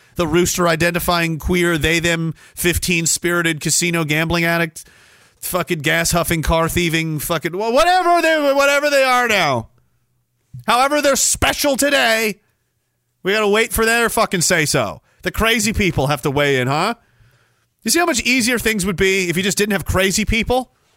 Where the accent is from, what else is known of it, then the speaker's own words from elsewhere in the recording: Canada; parts of the town I grew up in were literally physically built by members of my family.